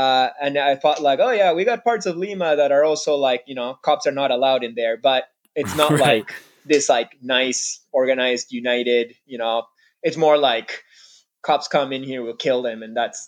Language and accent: English; Canada; We're like, no, no, we're not Israeli. We're like, you know, just I'm Canadian.